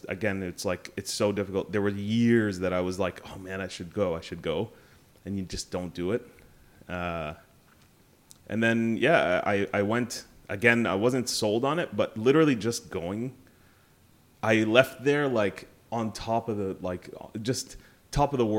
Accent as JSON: {"language": "English", "country": "Canada", "tie": "born or raised there", "also_born_or_lived": "Sharjah, United Arab Emirates", "said": "my parents were very religious Sudanese, you know, but I grew up in Canada mainly"}